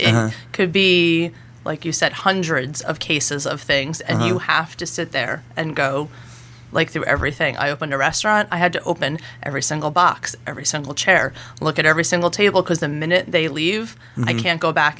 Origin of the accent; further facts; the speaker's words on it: Jersey Shore, New Jersey, United States; also born or lived in Baltimore / New York; I grew up here.